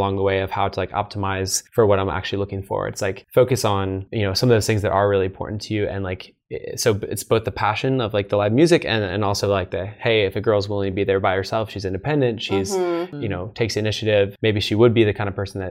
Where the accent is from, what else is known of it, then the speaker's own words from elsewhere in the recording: East Coast, United States; moved away; I'm from the East Coast